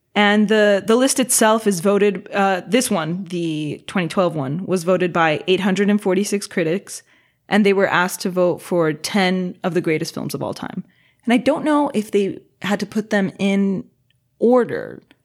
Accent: Los Angeles, California, United States; I was born and raised in Los Angeles.

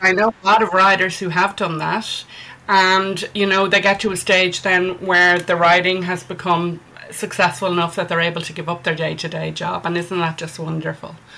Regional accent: Ireland; I'm an Irish author.

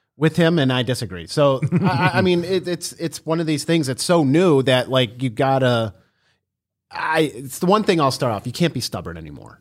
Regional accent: Cleveland, Ohio, United States; we're from Ohio

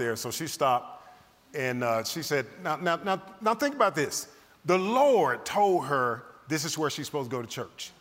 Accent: the South, United States; I'm from the South.

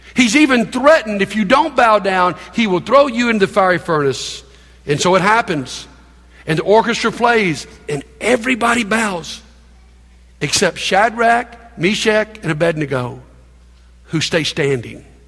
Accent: United States; We grew up in America

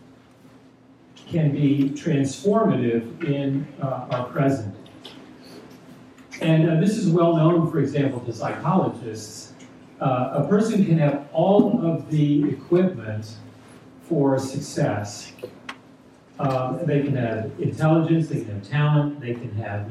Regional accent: Texas, United States; moved away as an adult; now in New Jersey, United States; I was born and raised in Texas, so I might say that I'm a Texan, although I've lived in New Jersey now longer than I lived in Texas

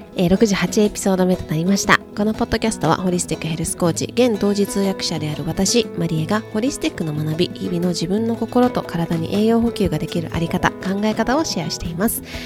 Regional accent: Japan; now in United States; アメリカで、えーと、日本人として、外国人として働く

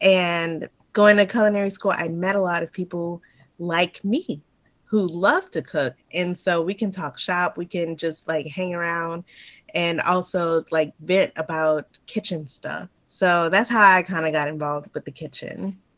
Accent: New Orleans, Louisiana, United States; moved away as an adult; Yeah, I grew up in New Orleans. Yep. Yep. I didn't leave until I was like 19. I actually went to a college out there, University of New Orleans.

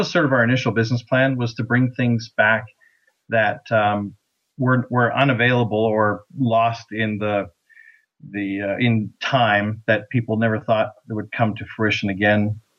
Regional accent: Canada; we are, in fact, Canadian.

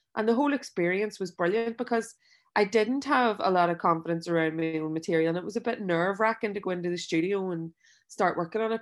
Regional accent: Belfast, Northern Ireland, United Kingdom; I grew up in West Belfast

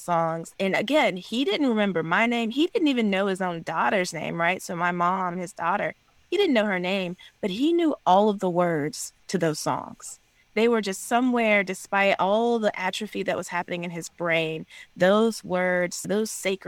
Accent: South Carolina, United States; now in Georgia, United States; Calpin, South Carolina. It's a small, rural, one-stoplight, literally one-stoplight town in kind of the Appalachian foothills of South Carolina, where I grew up

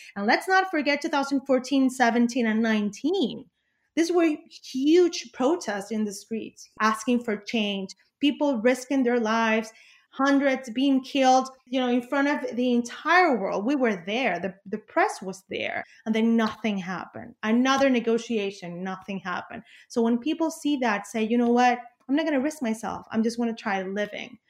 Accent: Venezuela; also born or lived in Caracas

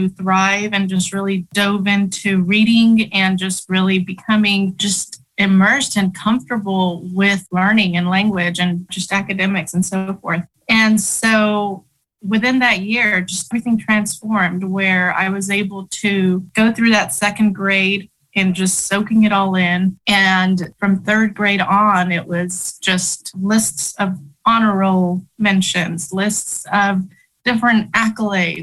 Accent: Oklahoma City, Oklahoma, United States; English is a second language; also born or lived in Chihuahua, Mexico; now in Norman, United States; I grew up in South Oklahoma City. I came from Chihuahua, Mexico with my family at the age of 7.

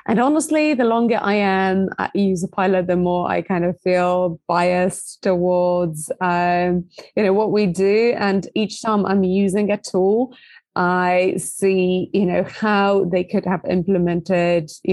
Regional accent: Poland; originally from Poland, hence the difficult last name

